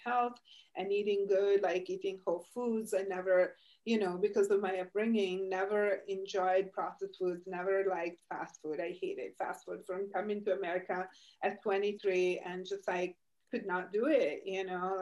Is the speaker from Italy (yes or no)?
yes; Italy; now in United States; I'm Italian. I was born and raised in Italy